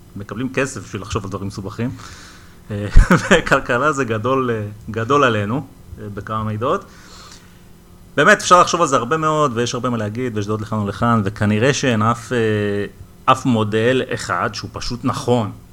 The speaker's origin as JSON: {"language": "Hebrew", "country": "Israel", "tie": "born or raised there", "said": "אנחנו כילדים שגדלנו בישראל"}